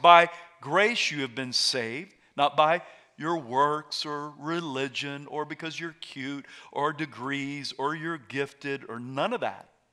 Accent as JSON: {"language": "English", "region": "South Carolina", "country": "United States", "moved": "yes", "said": "I'm from South Carolina"}